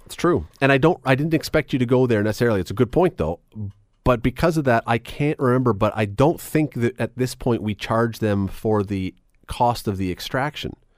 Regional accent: Canada; as a Canadian

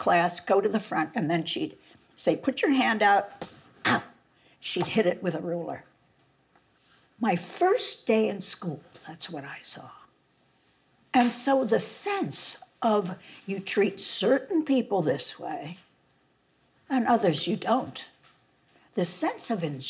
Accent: New York City, New York, United States; I was raised on the Upper West Side, 148th Street and Riverside Drive

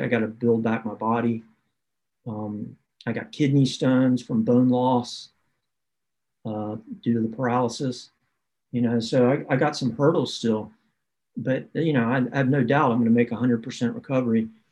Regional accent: the South, United States; I grew up in the South where you where you uh, are taught yes ma'am, no ma'am

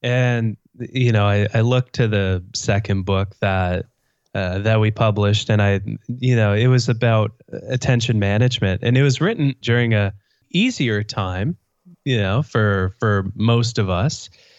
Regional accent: Canada; I realize I just said A after you, you introduced me as a Canadian, so I'm outing myself in case I wasn't outed by you as a Canadian.

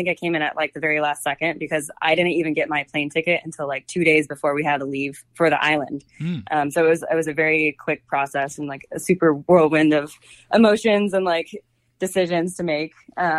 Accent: Cincinnati, Ohio, United States; also born or lived in Oklahoma / Japan / Washington, D.C.; I think I'm from Cincinnati. My dad was in the Air Force, so I'm from literally all over the place. I've lived in like Oklahoma, Japan, D.C.

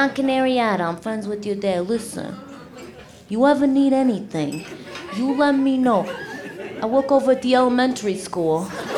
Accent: Rockford, Illinois, United States; All right. You talk like that here? I'm from Rockford.

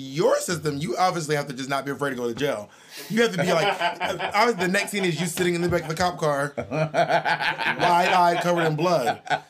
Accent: Georgia, United States; I'm from Georgia, so it's not weird for me to know that most of the trees in Georgia are evergreen trees.

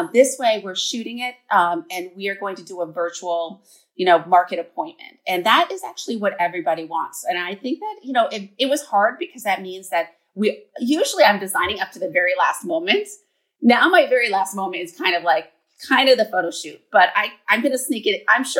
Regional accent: Vermont, United States; also born or lived in New York City; I'm moving back to my home state of Vermont. I'm a fourth generation Vermonter.

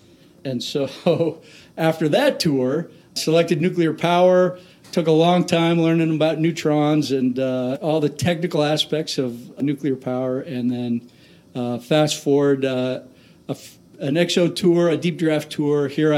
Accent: Tacoma, Washington, United States; the Pac Northwest is my home. I grew up in Tacoma, specifically Lakewood, went to high school here, and went to University of Washington

